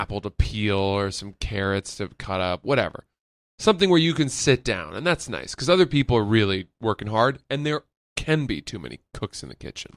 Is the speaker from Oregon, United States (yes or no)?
no; Maine, United States; now in Brooklyn, United States; I grew up in Maine